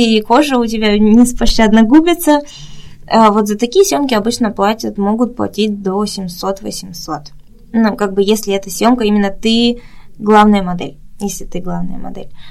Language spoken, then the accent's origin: Russian; Russia; moved away as an adult; also born or lived in Busan, South Korea; now in South Korea; я всегда говорю из России, из России